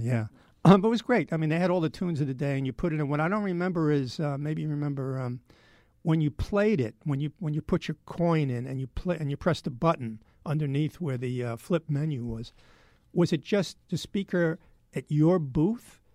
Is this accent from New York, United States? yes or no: yes; New York City, New York, United States; I grew up in Manhattan